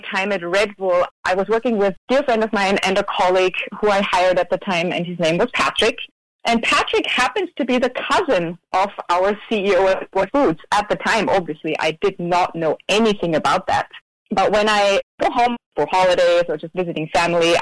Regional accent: Austria; moved away as an adult; now in Maui, United States; born and raised in Austria

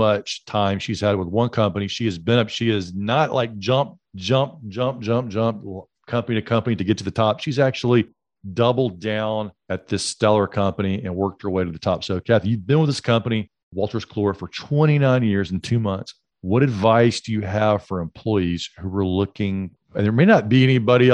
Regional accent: Alexander City, Alabama, United States; moved away; my hometown back in Alexander City, Alabama

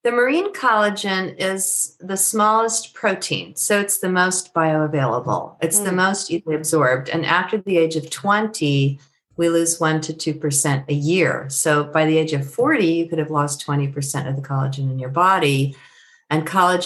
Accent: San Francisco Bay Area, California, United States; I'm from the Bay Area, as you know, San Francisco Bay Area

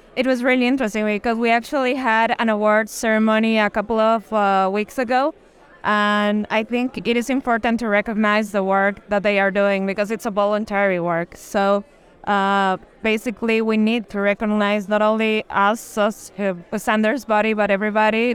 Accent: La Paz, Bolivia; we're from La Paz

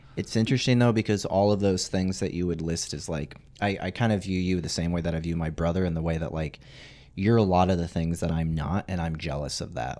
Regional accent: Arizona, United States; I grew up in Arizona

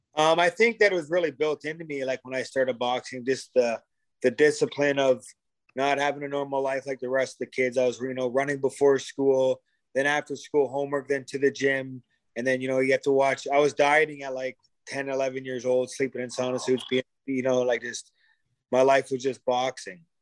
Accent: Sarnia, Ontario, Canada; We both played hockey growing up in Sarnia

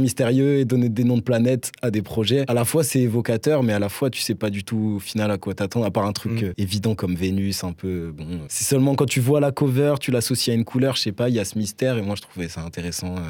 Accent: Nancy, Grand Est, France; now in Strasbourg, France; je viens de Nancy de base

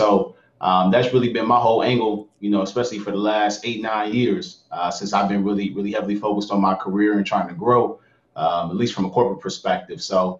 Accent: Atlanta, Georgia, United States; moved away as an adult; also born or lived in San Francisco, California; I'm 29 years of age. Again … originally from my hometown is Atlanta, Georgia. So I'm an AT alien at heart.

